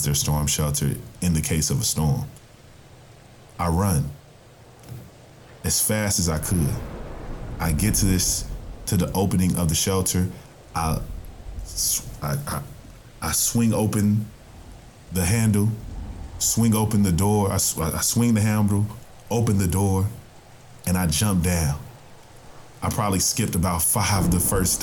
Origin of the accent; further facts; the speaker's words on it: Tennessee, United States; my home state of Tennessee